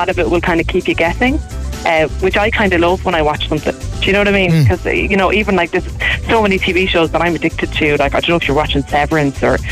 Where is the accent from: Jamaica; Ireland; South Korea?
Ireland; Cork, Munster; I'm from the bottom of Fairhill